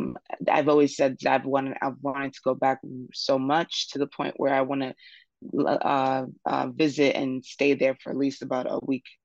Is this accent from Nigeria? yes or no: yes; Nigeria; Yeah, I'm Nigerian.